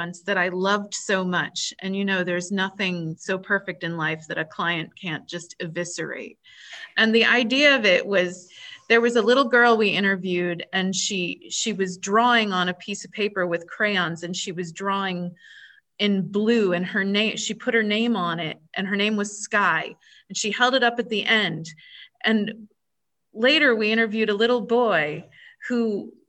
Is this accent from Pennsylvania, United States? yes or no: yes; the Poconos, Pennsylvania, United States; we're from the Poconos. Resilience is in our blood.